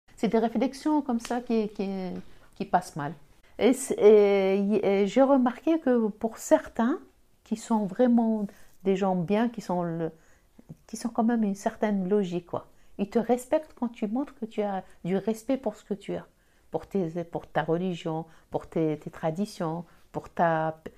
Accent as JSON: {"language": "French", "country": "Algeria", "accent": "Algerian", "moved": "yes", "lives_now": "France", "said": "J'ai l'accent. L'accent algérien"}